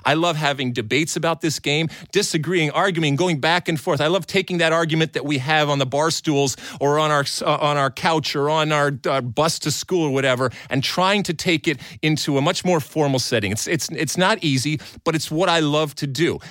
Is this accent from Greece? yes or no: yes; Greece; moved away; growing up in Greece